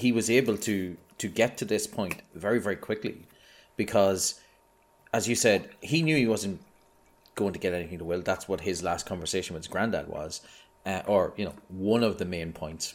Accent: Ireland; I'm Irish.

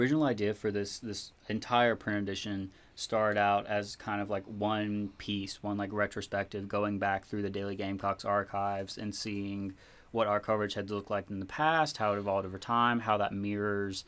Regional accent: South Carolina, United States; I am from South Carolina. So before I came to college, I was in an environment where, you know, being out was definitely not an option

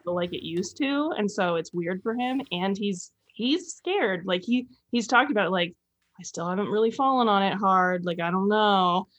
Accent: north of the Bay Area, Northern California, United States; I'm from Northern California, but north of the Bay Area.

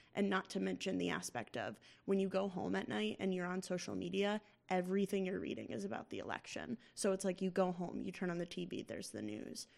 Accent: Massachusetts, United States; my home state of Massachusetts

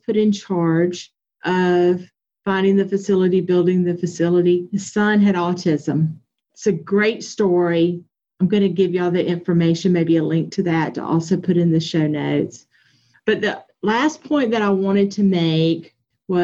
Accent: Anderson, South Carolina, United States; I'm from Anderson County, South Carolina

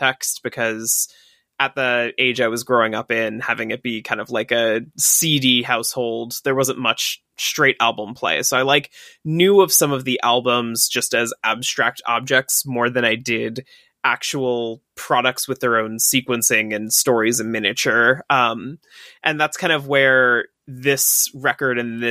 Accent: New York, United States; a part of my childhood and a part of growing up in New York

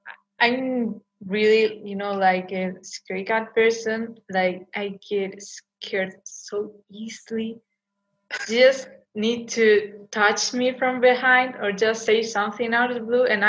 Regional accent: Vigo, Galicia, Spain; I'm from Galicia, specifically from a city called Vigo.

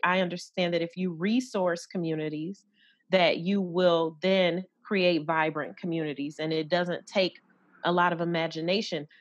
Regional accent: Detroit, Michigan, United States; growing up in Detroit

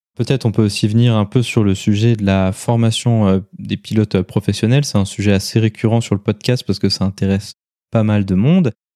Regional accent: France; chez nous en France

